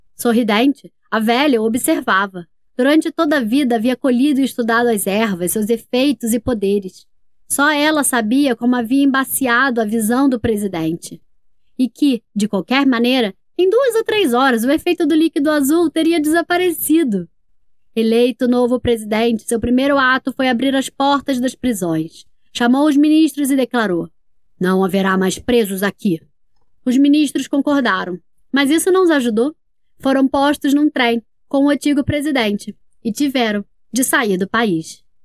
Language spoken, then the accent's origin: Portuguese; Brasília, Federal District, Brazil; eu sou de Brasília, Distrito Federal